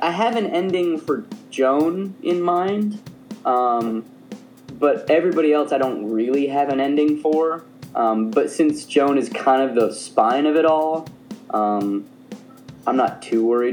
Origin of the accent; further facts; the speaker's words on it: Tucson, Arizona, United States; moved away; I am originally from Tucson, Arizona, which is the asshole of America